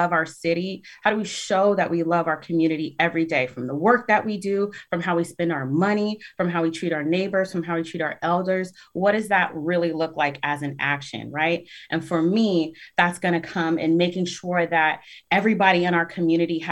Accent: Tacoma, Washington, United States; I'm 32 and I have been here for 32 years. I was born in Tacoma General

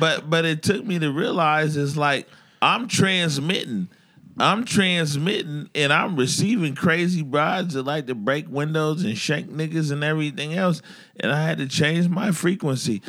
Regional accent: Seattle, Washington, United States; growing up in the Central District

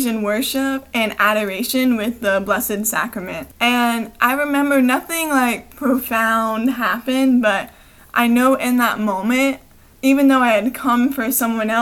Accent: Brevard County, Florida, United States; also born or lived in Clearwater, Florida; I grew up in Brevard County. I was born in Clearwater.

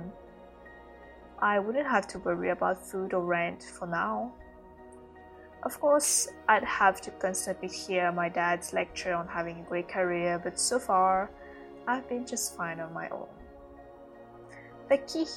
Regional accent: Mauritius; moved away as an adult; also born or lived in Malaysia; in Mauritius, in my home country. I had to move back in with my family.

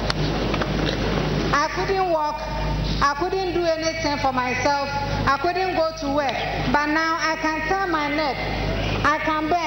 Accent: Ghana; I'm from Ghana

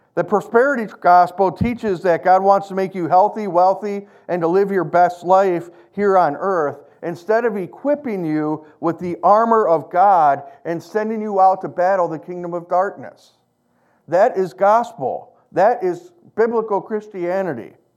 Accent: United States; I'm an American.

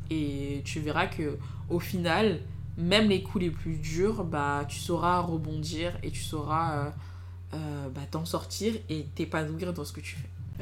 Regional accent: Clichy-sous-Bois, Île-de-France, France; also born or lived in Fosses; j'ai grandi à Clichy-sous-Bois

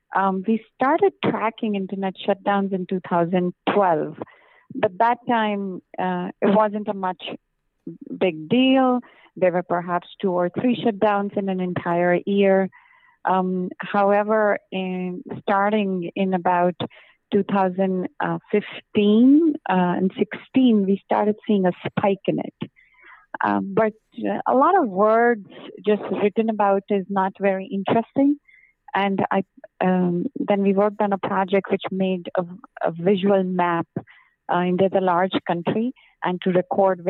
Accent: India; moved away as an adult; also born or lived in Europe / United States; I grew up in India

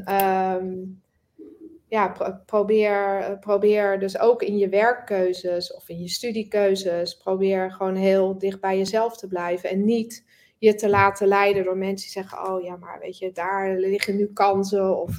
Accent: Netherlands; we zijn natuurlijk sowieso als Nederlanders vrij direct.

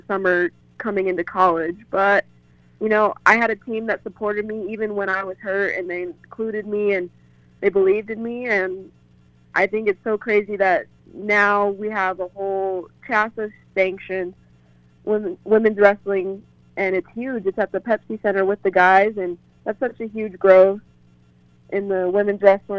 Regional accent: Denver, Colorado, United States; I'm from Denver

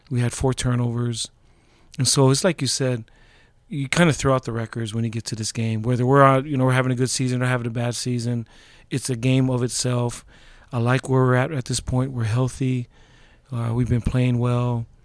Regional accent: Laie, Hawaii, United States; moved away; also born or lived in Honolulu, Hawaii; I grew up in Hawaii. It was the last place that my dad was stationed at.

